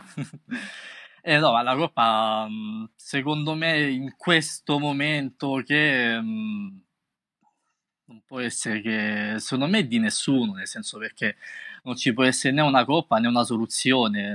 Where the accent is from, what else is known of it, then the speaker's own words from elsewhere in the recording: Rome, Lazio, Italy; io vengo da Roma